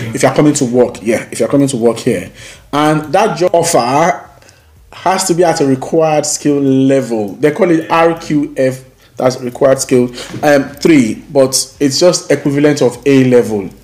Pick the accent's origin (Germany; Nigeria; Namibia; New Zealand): Nigeria; now in United Kingdom; we come from Nigeria